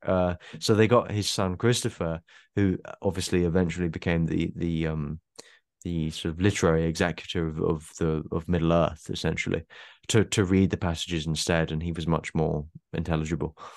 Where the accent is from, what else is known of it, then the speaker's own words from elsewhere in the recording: South East England, United Kingdom; I I'm very much from the south of England, southeast of England